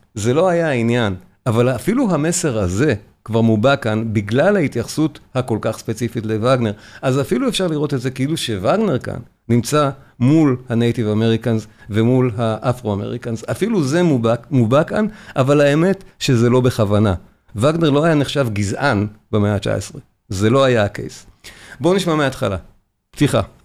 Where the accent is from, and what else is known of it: Israel